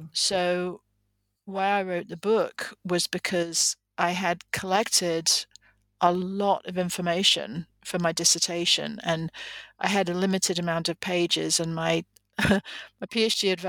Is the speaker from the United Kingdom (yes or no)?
yes; England, United Kingdom; moved away as an adult; now in United States; I am originally from England, but I've lived in the United States for, about 35 years now